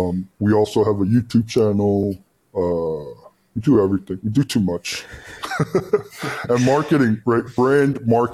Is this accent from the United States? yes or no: yes; United States; moved away; I grew up in America and I'm basically American